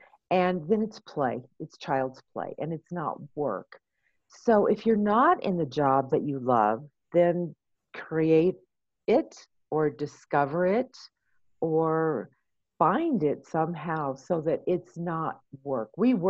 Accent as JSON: {"language": "English", "region": "California", "country": "United States", "lives_now": "Colorado Springs, United States", "said": "I'm a transplant from California, so I lived there for many years."}